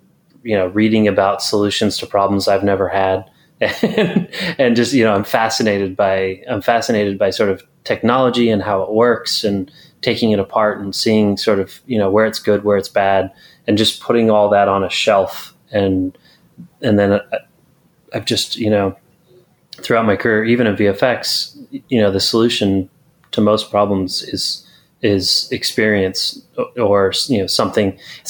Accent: California, United States; So lived in California since I was 10. Gotcha. Effectively a California guy

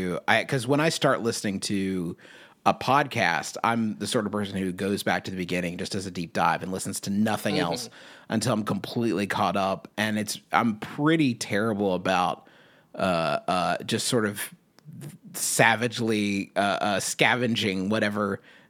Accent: Southern United States, United States; accent: Southern; my regional Southern dialect, was trying to have a little bit more, you know, that low timbre in my transatlantic accent

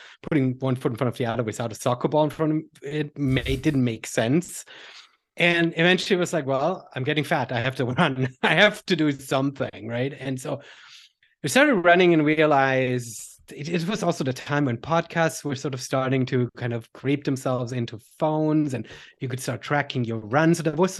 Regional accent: Germany; English is a second language; I grew up back in Germany doing a whole bunch of sports, but never with a coach, never collegiate, never really focused.

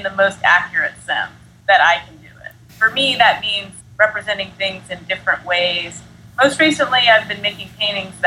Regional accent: Philadelphia, Pennsylvania, United States; also born or lived in New Jersey; now in Brooklyn, United States; I grew up mostly in Philly

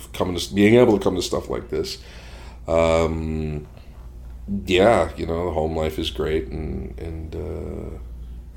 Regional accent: Boston, Massachusetts, United States

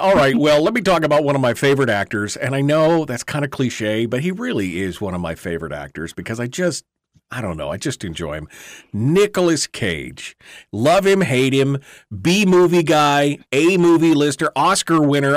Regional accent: Alaska, United States; I'm from Alaska

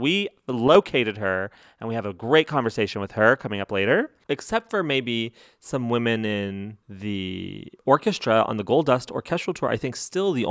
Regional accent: Las Cruces, New Mexico, United States; moved away; I came from Las Cruces, New Mexico

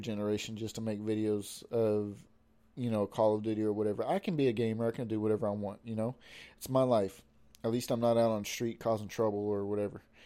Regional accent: United States; I was born and raised here in America

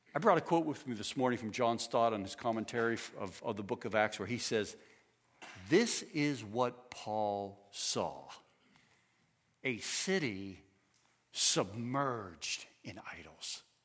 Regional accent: United States; I am an American

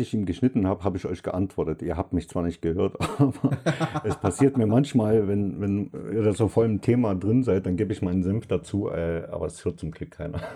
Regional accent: Saxony, Germany; Ich bin ein Sachse

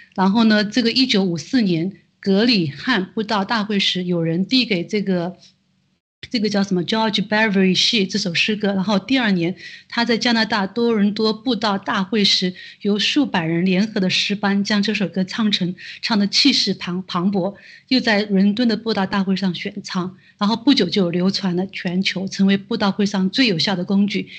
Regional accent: China; 我们作为中国人

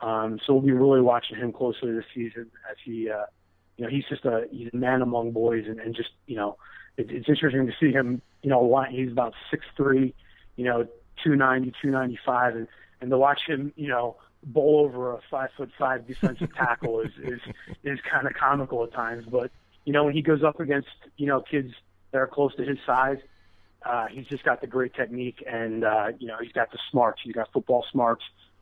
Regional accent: Pennsylvania, United States; growing up in Pennsylvania and being a fan of football.

